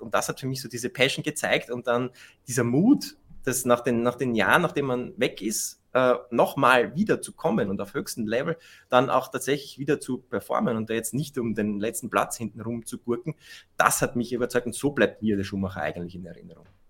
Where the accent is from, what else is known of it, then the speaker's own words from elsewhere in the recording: Austria; für uns Österreicher